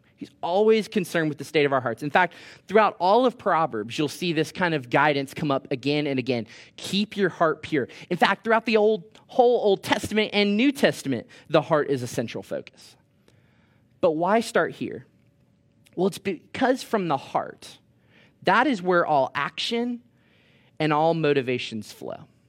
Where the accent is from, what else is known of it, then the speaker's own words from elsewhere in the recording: Orlando, Florida, United States; moved away as an adult; now in Thomasville, United States; I'm from Orlando, Florida